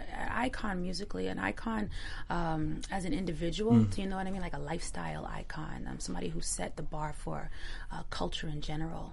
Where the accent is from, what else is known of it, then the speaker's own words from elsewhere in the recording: Long Island, New York, United States; I'm from Long Island. It was 8 black kids in my school